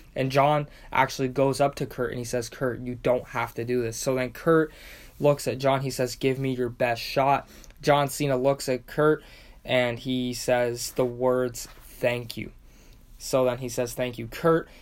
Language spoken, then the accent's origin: English; Windsor, Ontario, Canada; my hometown of Windsor, Ontario, Canada